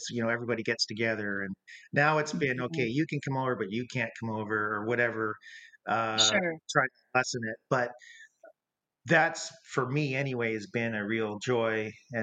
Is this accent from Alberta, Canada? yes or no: no; St. Catharines, Ontario, Canada; also born or lived in Niagara-on-the-Lake; so essentially we both grew up in St. Catharines